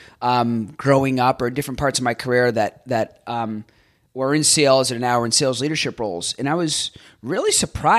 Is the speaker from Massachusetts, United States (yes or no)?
yes; Boston, Massachusetts, United States; moved away as an adult; now in Tampa, United States; growing up in Boston in the Northeast